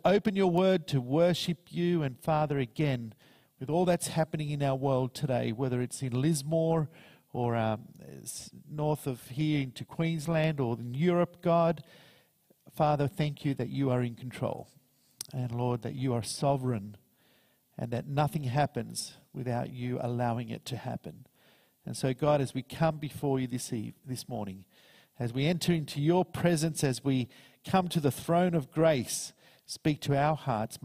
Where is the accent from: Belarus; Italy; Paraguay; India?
Paraguay; also born or lived in United States; now in Australia; I'm originally from Paraguay.